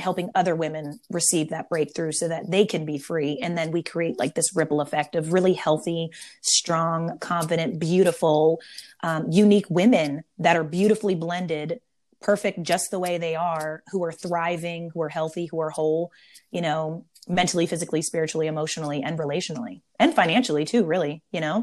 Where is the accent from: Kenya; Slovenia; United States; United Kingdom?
United States; Maryland; now in San Diego, United States; I'm born and raised in Maryland, um, East Coast turned West Coast. I live in Southern California now in San Diego